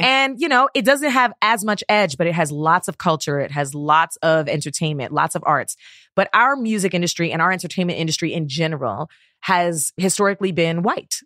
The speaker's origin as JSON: {"language": "English", "town": "Toronto", "region": "Ontario", "country": "Canada", "also_born_or_lived": "Guyana (heritage)", "moved": "yes", "said": "where I'm from in Toronto"}